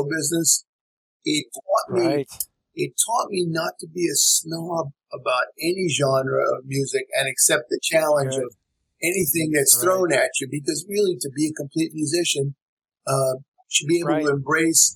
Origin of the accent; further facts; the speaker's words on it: Philadelphia, Pennsylvania, United States; I'm from Philadelphia